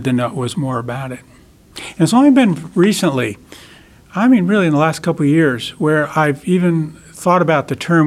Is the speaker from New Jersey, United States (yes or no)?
yes; Paterson, New Jersey, United States; moved away as an adult; also born or lived in Central West Virginia; I grew up in the city. I grew up in Paterson, New Jersey.